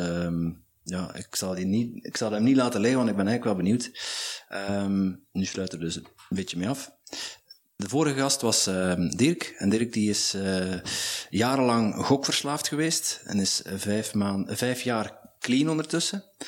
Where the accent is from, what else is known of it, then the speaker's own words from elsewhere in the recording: Netherlands; now in Belgium; ik ben een Nederlander